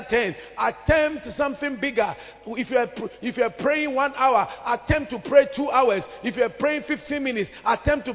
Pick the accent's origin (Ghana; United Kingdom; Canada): Ghana; Accra, Greater Accra; When I was a young boy on Accra High Street there, Barclays Bank area, now it's called Absa